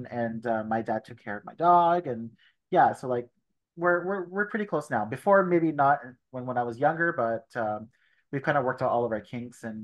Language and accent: English; Toronto, Ontario, Canada; Yes, my parents are Italian. Uh, I was born here in Toronto, um, first generation. I have one brother. He's older. Uh, yeah, and um, we've lived in Scarborough all of our lives. I still live in Scarborough now.